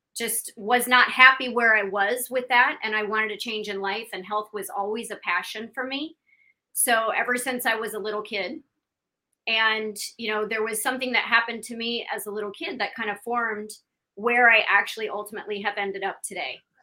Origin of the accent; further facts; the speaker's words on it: Iowa, United States; also born or lived in Illinois / Pennsylvania; now in Miami, United States; i'm from iowa i was born and raised there